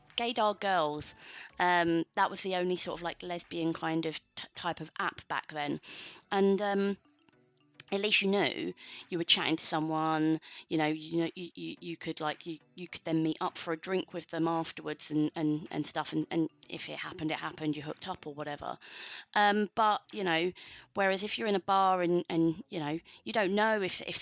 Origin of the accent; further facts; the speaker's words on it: London, United Kingdom; now in Manchester, United Kingdom; I'm from London originally